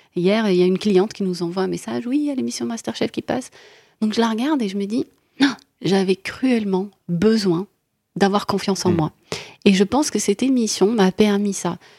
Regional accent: Morocco; moved away as an adult; now in France; Je viens du Maroc

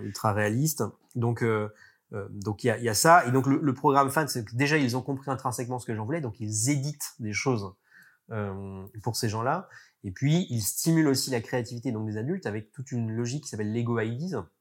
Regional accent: France; en tant que Français

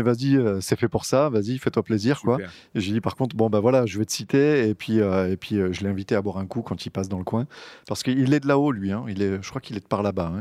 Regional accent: Côtes du Rhône, Rhône Valley, France; nous, on est des Côtes-du-Rhône

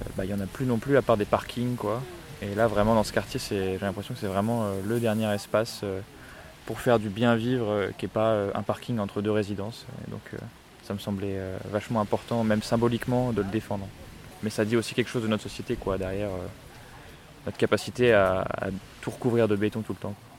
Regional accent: Grenoble, Auvergne-Rhône-Alpes, France; Moi, je suis grenoblois

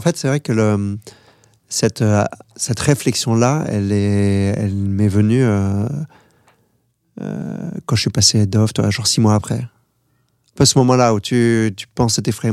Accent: France; moi, je suis français

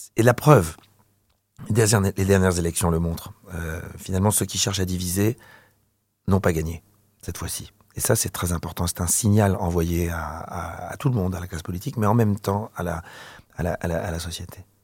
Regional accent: Paris region, Île-de-France, France; also born or lived in Algeria / Provence; J'ai planté ma tente euh, dans la région parisienne

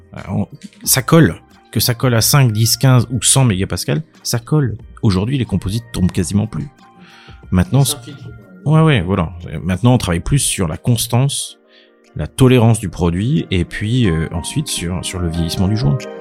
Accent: Clermont-Ferrand, Auvergne-Rhône-Alpes, France; moved away as an adult; now in Paris, France; J'ai grandi euh, à Clermont-Ferrand dans euh, une famille de médecins

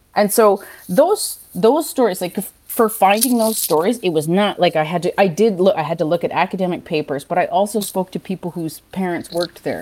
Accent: Six Nations Reserve, Ontario, Canada; now in Montreal, Canada; I'm from Six Nations Reserve

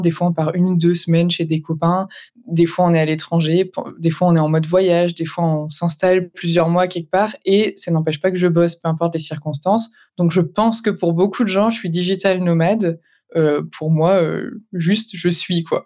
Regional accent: Breton, Brittany, France; je suis bretonne et j'habite principalement en Bretagne

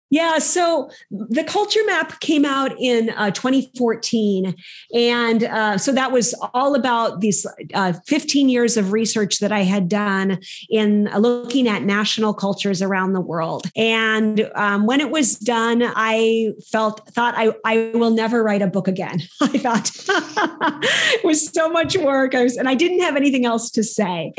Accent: Minnesota, United States; moved away as an adult; also born or lived in Southeast Asia / Southern Africa; now in Paris, France; I was raised in the Midwest of the US in a place called Minnesota

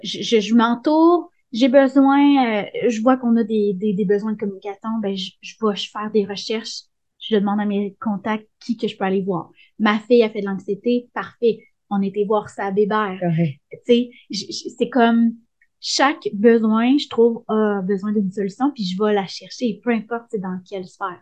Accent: Sainte-Émélie-de-l'Énergie, Quebec, Canada; à sainte émilie dans mon village natal

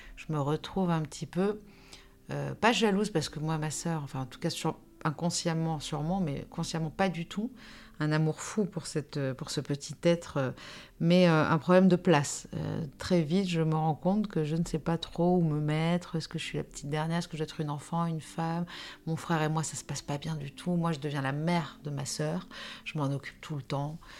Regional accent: Nice, Provence-Alpes-Côte d'Azur, France; moved away as an adult; also born or lived in Paris; je suis née à Nice, euh, en 78. Donc j'ai 45 ans aujourd'hui. J'ai vécu 22 ans à Nice, 22 ans à Paris

